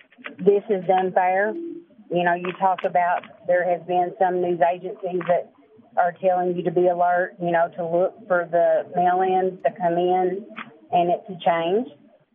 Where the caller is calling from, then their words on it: Kentucky, United States; I'm calling from Kentucky.